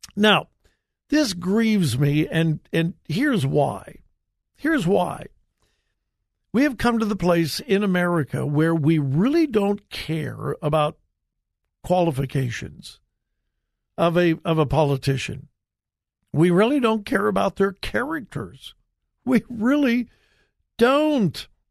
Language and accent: English; Southern California, United States; moved away; I grew up in Southern California where, you know, it doesn't snow, it's not cold